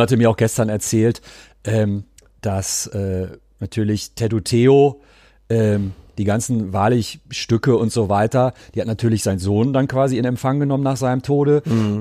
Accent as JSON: {"language": "German", "town": "Cologne", "region": "North Rhine-Westphalia", "country": "Germany", "said": "für mich als Kölner"}